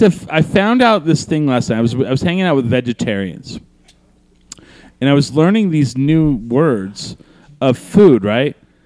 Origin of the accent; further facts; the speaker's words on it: Albuquerque, New Mexico, United States; Burqueños that we are.